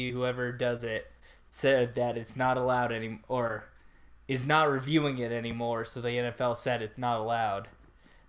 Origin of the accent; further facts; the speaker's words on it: Los Angeles, California, United States; we both grew up in L.A.